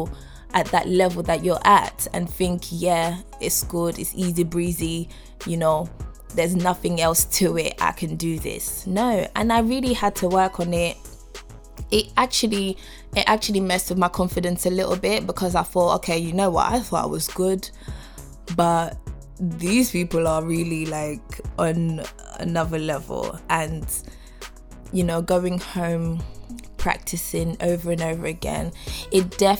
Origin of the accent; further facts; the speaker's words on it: Nigeria; I'm Nigerian.